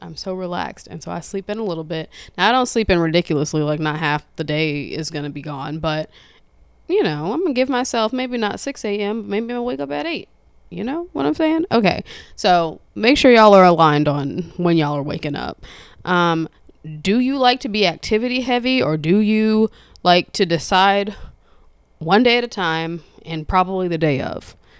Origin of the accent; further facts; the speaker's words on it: United States; we are still American